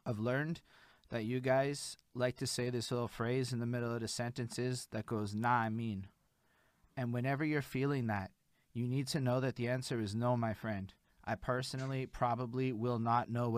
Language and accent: English; Montreal, Quebec, Canada; I'm born and raised in Montreal, Quebec